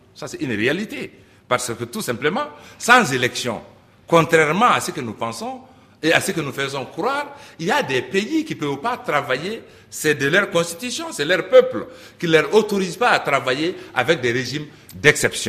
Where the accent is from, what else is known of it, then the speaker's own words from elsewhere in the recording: Mali; chez nous, au Mali